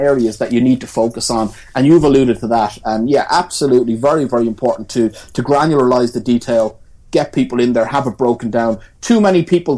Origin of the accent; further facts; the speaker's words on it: Tramore, Munster, Ireland; now in Cork, Ireland; I'm not from Cork. I'm from Waterford